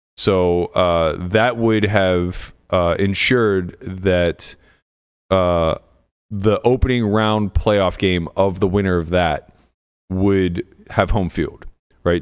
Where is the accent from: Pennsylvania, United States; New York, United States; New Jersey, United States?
Pennsylvania, United States; Pittsburgh; moved away as an adult; now in Las Vegas, United States